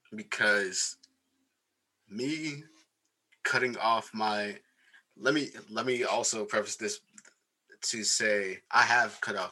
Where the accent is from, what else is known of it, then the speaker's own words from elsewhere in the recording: the Bay Area, California, United States; I'm from the Bay